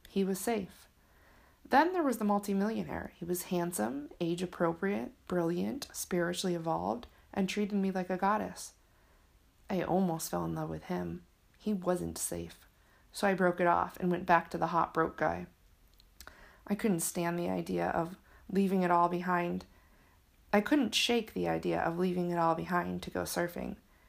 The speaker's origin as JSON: {"language": "English", "region": "Michigan", "country": "United States", "tie": "born or raised there", "lives_now": "San Diego, United States", "said": "My hometown was comfortable. I worked hard to become a part of a community. It took years after leaving Michigan to feel like I was connected in California."}